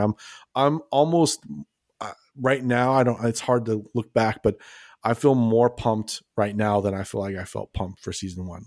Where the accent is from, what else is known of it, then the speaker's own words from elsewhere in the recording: Los Angeles, California, United States; moved away as an adult; also born or lived in Las Vegas / San Diego; now in Texas, United States; grew up in Los Angeles